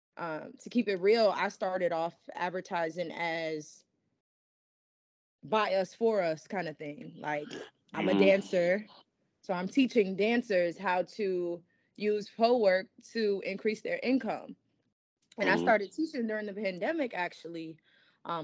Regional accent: New York City, New York, United States; I'm from the Bronx

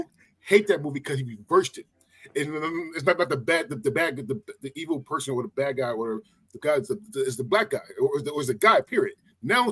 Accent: Philadelphia, Pennsylvania, United States; I'm from Philly

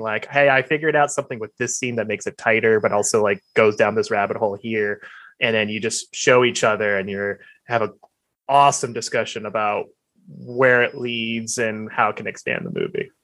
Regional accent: Alabama, United States; now in Los Angeles, United States; I'm from Alabama

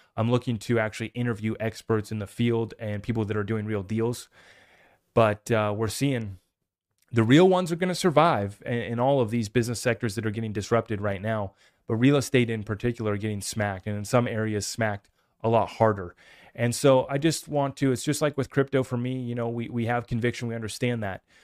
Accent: United States; I'm just an American

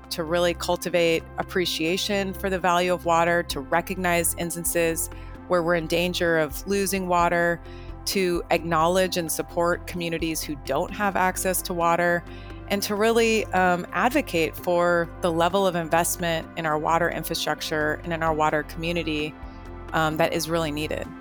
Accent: Marin County, California, United States; here in my hometown of Marin County

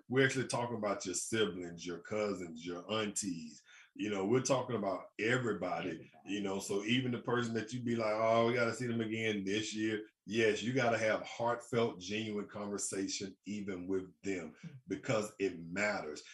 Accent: Birmingham, Alabama, United States; I'm from Birmingham, Alabama

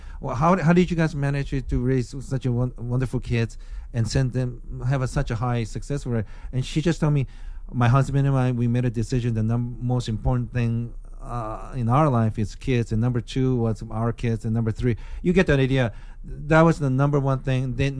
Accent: Bremerton, Washington, United States; this is one thing really fucking pissed me off growing up in Bremerton, Washington.

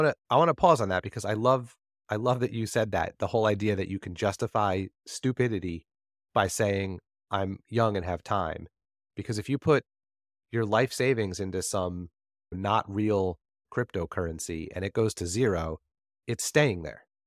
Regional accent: New Jersey, United States; I'm from New Jersey

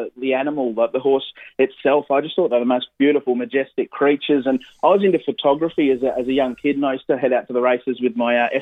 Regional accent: Gosford, New South Wales, Australia; also born or lived in Terrigal / Saratoga; Central Coast, born and bred. I was born in Gosford Hospital, and I've lived up here on the Central Coast my whole life

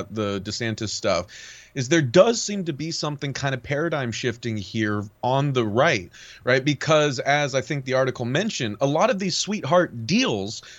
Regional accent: California, United States; I grew up in California.

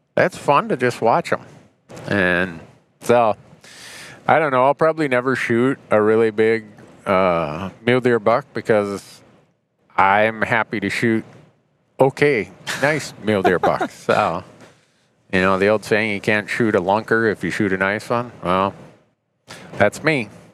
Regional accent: Montana, United States; I come from Montana

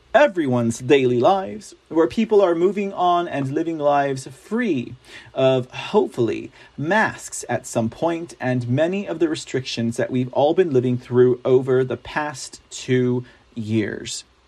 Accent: Texas, United States; I am a Texan

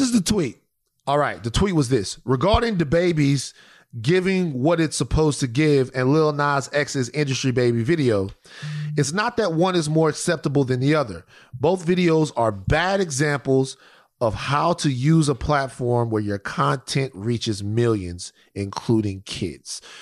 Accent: Baton Rouge, Louisiana, United States; I'm from Baton Rouge

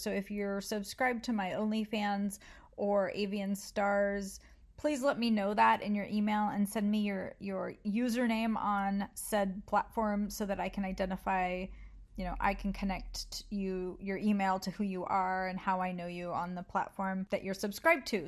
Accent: United States; I'm American

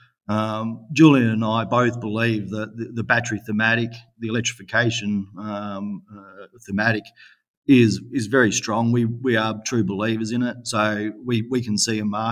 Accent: Western Australia, Australia; my home state of Western Australia.

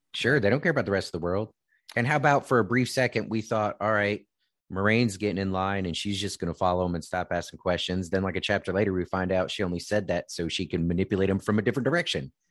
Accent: Virginia, United States; growing up in Virginia

